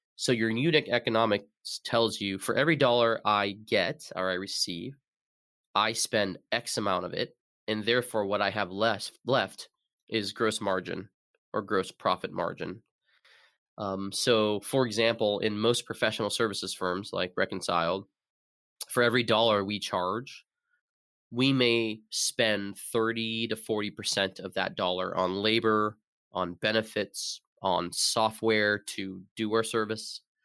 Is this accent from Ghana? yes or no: no; Arizona, United States; moved away as an adult; also born or lived in Seattle; now in Burlington, United States; I'm originally from Arizona.